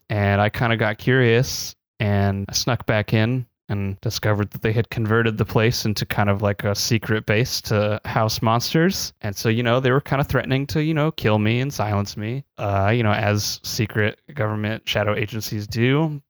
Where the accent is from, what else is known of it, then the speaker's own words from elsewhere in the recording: Missouri, United States; born and raised in Missouri.